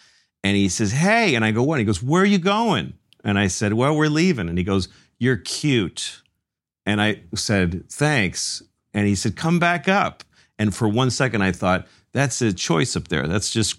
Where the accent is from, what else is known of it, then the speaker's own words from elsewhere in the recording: Newton, Massachusetts, United States; first language Spanish; English is a second language; also born or lived in Mexico City, Mexico / Framingham, Massachusetts; 16, 17, living in where I grew up in Newton, Massachusetts.